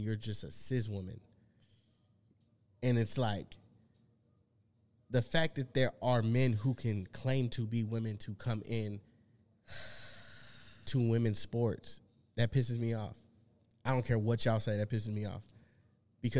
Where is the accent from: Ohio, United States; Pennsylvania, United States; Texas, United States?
Texas, United States; I'm from Texas